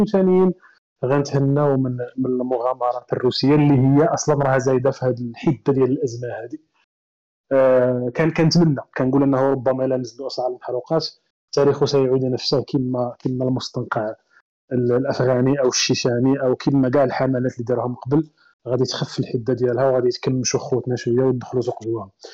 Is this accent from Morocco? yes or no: yes; Morocco; حنا مثلاً كمغاربة